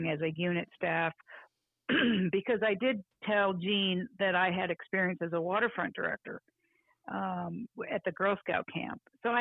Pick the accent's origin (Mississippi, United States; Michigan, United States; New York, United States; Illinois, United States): Illinois, United States; from, you know, Illinois